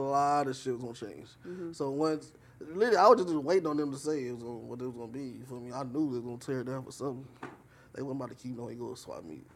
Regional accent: Inglewood, California, United States; I grew up on 108th and Crenshaw. Born and raised in Inglewood

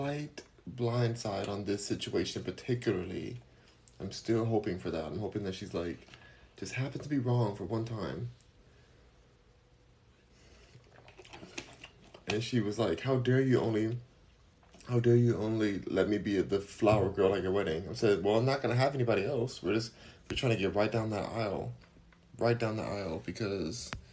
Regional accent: Los Angeles, California, United States; I am from Los Angeles. I'm from LA, born and raised

